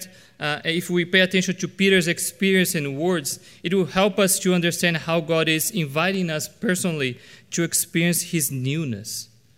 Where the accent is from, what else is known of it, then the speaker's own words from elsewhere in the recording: Brazil; As you might know, I was born and raised in Brazil. And one thing that probably every Brazilian would agree with is that beans are supposed to be a savory dish.